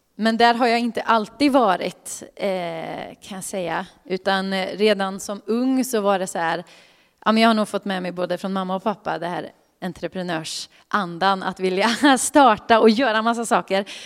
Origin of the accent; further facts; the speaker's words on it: Karlstad, Värmland, Sweden; moved away; Jag kommer från Karlstad från början